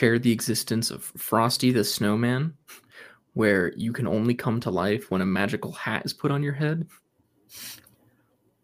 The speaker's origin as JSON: {"language": "English", "region": "Utah", "country": "United States", "tie": "born or raised there", "said": "I don't relate to a lot of Utah culture, even though I grew up here"}